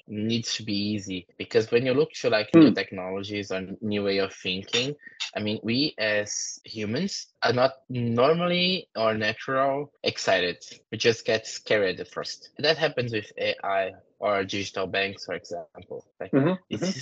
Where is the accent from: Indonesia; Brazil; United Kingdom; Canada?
Brazil; English is a second language; moved away; I came from South America.